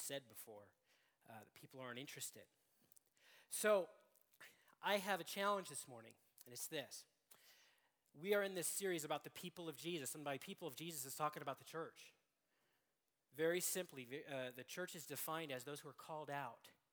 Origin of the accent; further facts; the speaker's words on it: Seattle, Washington, United States; I'm from Seattle, and it was very difficult to be a sports fan in Seattle all growing up.